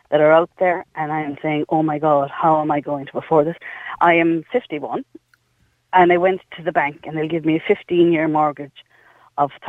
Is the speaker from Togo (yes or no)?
no; Cork, Munster, Ireland; Now we're from Cork